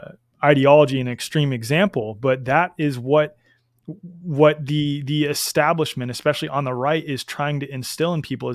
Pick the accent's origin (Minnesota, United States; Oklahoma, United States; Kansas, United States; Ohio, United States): Kansas, United States; I'm from Kansas.